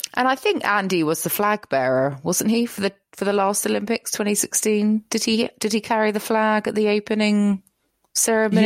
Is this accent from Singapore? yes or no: no; United Kingdom; as a British person